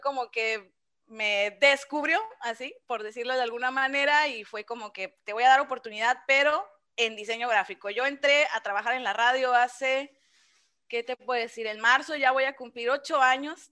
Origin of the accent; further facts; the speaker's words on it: Ciudad Obregón, Sonora, Mexico; aquí he estado toda mi vida